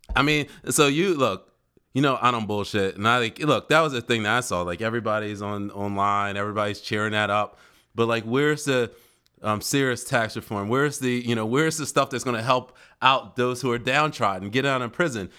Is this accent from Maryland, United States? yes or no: no; Philadelphia, Pennsylvania, United States; moved away as an adult; now in Delaware, United States; I actually come from Philly, born and raised in Philadelphia. didn't come to Delaware until college, and I stayed